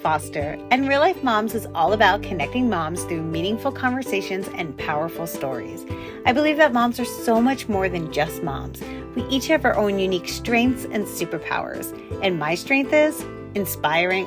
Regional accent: New York, United States; I'm originally from New York

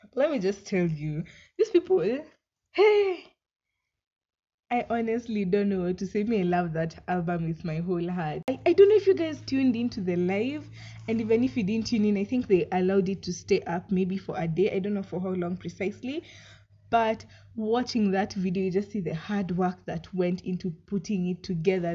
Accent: Kenya; as a Kenyan citizen.

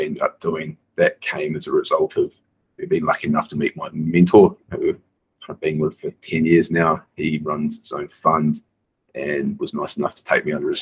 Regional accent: New Zealand; moved away as an adult; now in Bali, Indonesia; I grew up on a farm in New Zealand

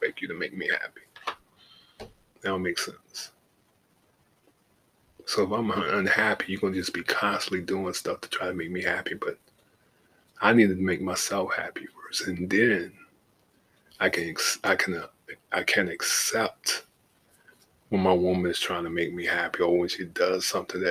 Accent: Savannah, Georgia, United States; moved away as an adult; now in Atlanta, United States; live my life outside of my hometown, because once I got in the Navy, in the National Guard, and saw the world, Savannah wasn't it for me

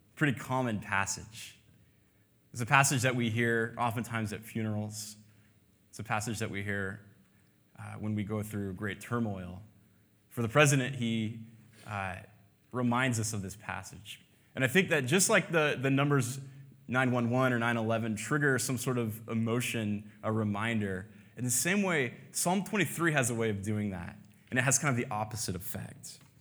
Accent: United States; As an American

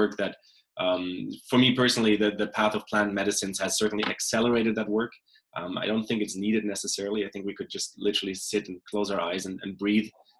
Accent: Germany; also born or lived in South America; now in Canada; I was born in Germany. I lived in South America for a couple of years. I live in Canada since a couple of years now

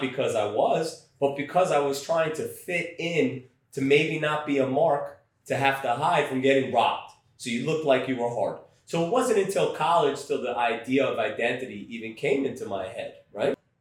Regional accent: New York, United States; accent: Brooklyn; Growing up in Brooklyn during the, I, grew up, I was born in 78

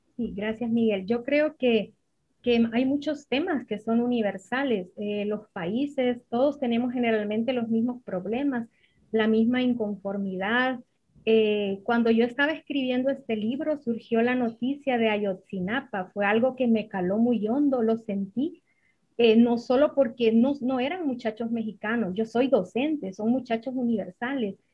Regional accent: Jutiquile, Olancho, Honduras; also born or lived in Comayagua, Honduras; Mi pueblito es un pueblo muy pequeño del centro de Honduras, se llama Juterique.

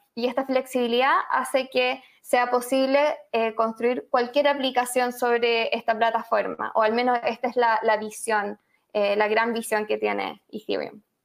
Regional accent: Chile; moved away; also born or lived in Argentina / Madrid / New York; como quizás algunos pueden intuir por mi acento, soy chilena, periodista

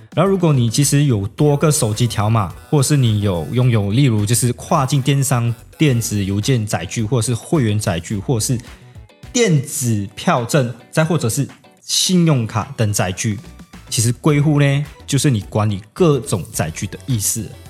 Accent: Malaysia; moved away as an adult; now in Tainan, Taiwan; 我是马来西亚人，然后也是南台的学生，然后也是S O S乐团的鼓手

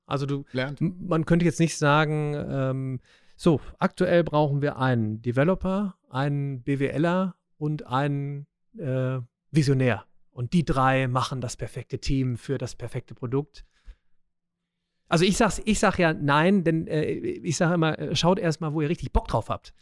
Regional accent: Remscheid, North Rhine-Westphalia, Germany; ich komme ja aus Remscheid, ja, der, der Weltstadt

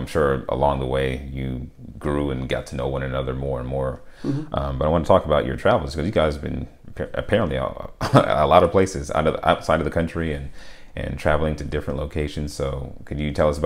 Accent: United States; growing up in America where we have all these luxuries

